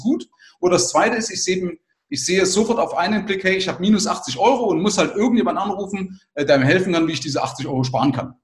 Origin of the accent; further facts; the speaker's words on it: Bavaria, Germany; bei uns in Bayern